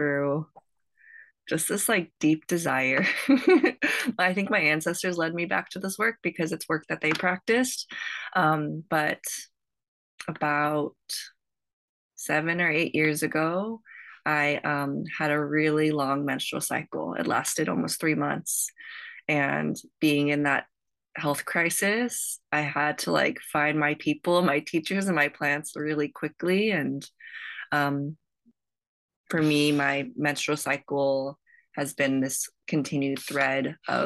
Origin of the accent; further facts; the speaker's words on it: Las Vegas, Nevada, United States; I am originally I was born and raised in Las Vegas